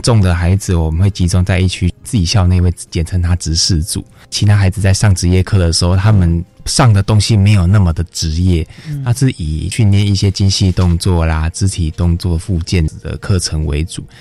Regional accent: Kaohsiung, Taiwan; moved away as an adult; also born or lived in northern Taiwan; 那个时候的我也刚来北部，因为我是嗯。高雄人

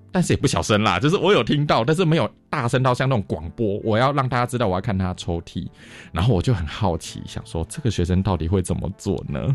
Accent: Taiwan; 台湾人很少直接 say no，我们会用迂回的方式拒绝

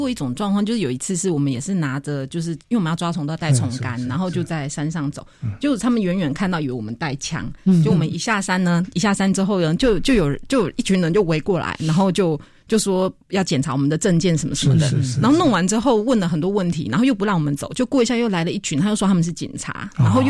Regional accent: Taiwan; 我台湾来的。

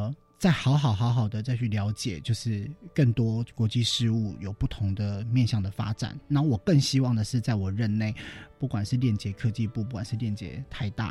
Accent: Chiayi, Taiwan; moved away; 我自己本来也是嘉义的青年

